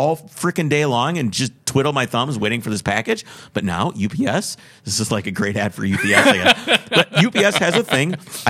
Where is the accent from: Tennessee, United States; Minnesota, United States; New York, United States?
Minnesota, United States; Minneapolis; I'm like, "Oh, I'm from Minneapolis."